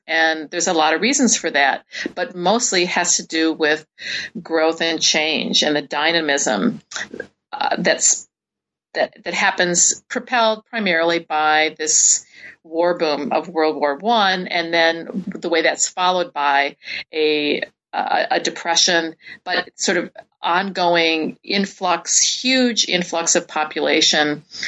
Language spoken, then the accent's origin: English; Midwest, United States; moved away; also born or lived in New York, United States; growing up in the Midwest and then moving to New York and living in New York for many years